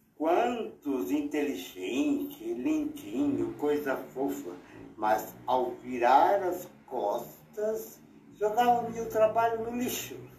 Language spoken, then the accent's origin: Portuguese; Brazil; Sou brasileiro, nunca saí daqui